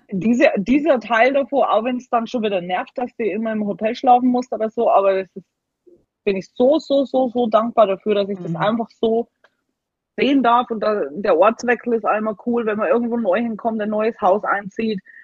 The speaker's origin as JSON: {"language": "German", "country": "Germany", "also_born_or_lived": "Alaska", "moved": "as an adult", "lives_now": "Alabama, United States", "said": "dass man manchmal als Deutscher so richtig so muckelig ist"}